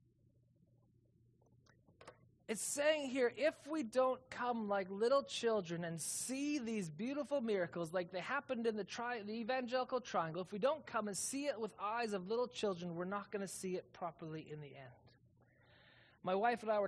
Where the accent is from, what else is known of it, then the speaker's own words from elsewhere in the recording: Calgary, Alberta, Canada; now in Kelowna, Canada; I'm from Calgary